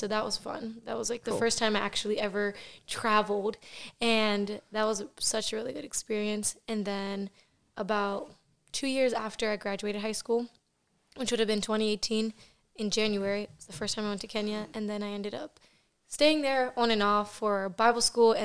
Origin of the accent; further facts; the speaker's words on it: Reading, Pennsylvania, United States; I am from Reading, Pennsylvania, born and raised in the inner city there